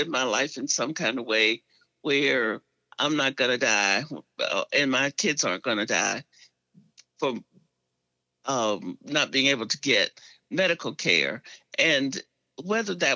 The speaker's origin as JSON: {"language": "English", "region": "Arkansas", "country": "United States", "tie": "born or raised there", "moved": "yes", "lives_now": "Atlanta, United States", "said": "I grew up in Arkansas, in segregated Arkansas"}